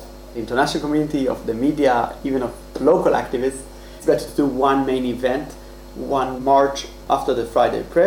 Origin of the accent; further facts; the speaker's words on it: Haifa, Haifa District, Israel; I grew up in Haifa in the early 2000s during the beginning of the Second Intifada.